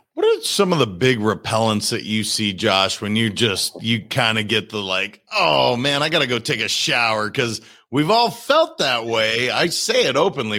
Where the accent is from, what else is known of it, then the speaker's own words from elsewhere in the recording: Montana, United States; I'm from Montana